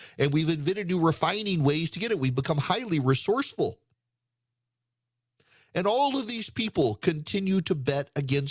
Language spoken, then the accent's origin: English; Dubai, United Arab Emirates; born or raised there